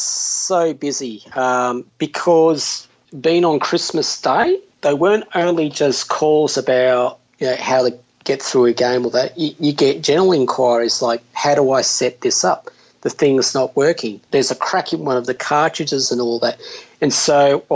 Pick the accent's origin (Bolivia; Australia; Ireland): Australia; Victoria; moved away as an adult; also born or lived in Sydney; I was from Victoria down south